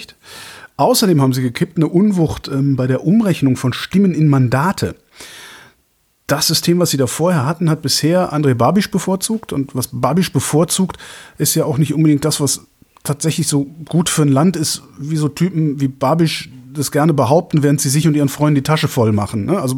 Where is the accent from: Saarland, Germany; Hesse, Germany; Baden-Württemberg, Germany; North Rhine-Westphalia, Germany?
North Rhine-Westphalia, Germany; Ich bin halt in Westdeutschland groß geworden, in, also zwischen Köln und Aachen sozusagen.